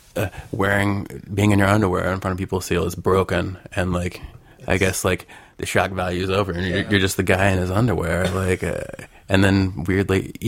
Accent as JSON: {"language": "English", "region": "Arkansas", "country": "United States", "moved": "yes", "lives_now": "Los Angeles, United States", "said": "I'm originally from Arkansas, which is, you know, kind of right in the middle of the country, in the South."}